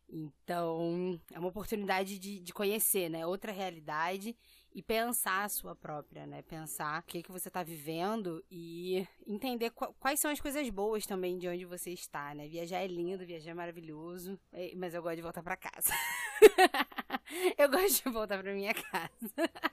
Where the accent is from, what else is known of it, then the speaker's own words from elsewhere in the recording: Brazil; also born or lived in Rio de Janeiro; eu nasci no Brasil